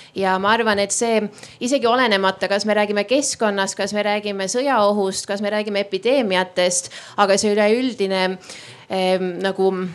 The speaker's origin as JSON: {"language": "Estonian", "country": "Estonia"}